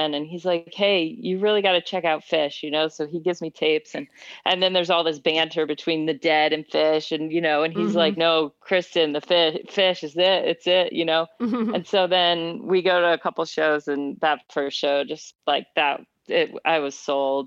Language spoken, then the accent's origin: English; Midwest, United States; I grew up in the Midwest.